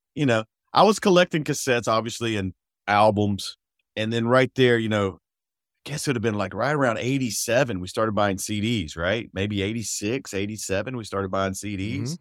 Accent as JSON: {"language": "English", "town": "McDonough", "region": "Georgia", "country": "United States", "tie": "born or raised there", "said": "where we grew up in McDonough, Georgia."}